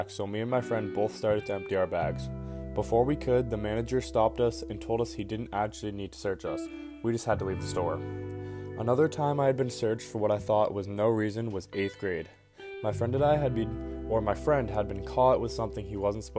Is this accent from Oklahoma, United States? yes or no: no; Keene, New Hampshire, United States; I was born and raised in Keene, New Hampshire